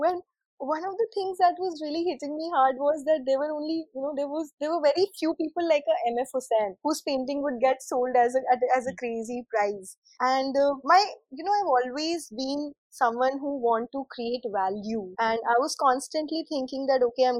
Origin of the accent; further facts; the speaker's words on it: Indore, Madhya Pradesh, India; moved away as an adult; also born or lived in Delhi / Bangalore; I grew up in Indore and I did my schooling there.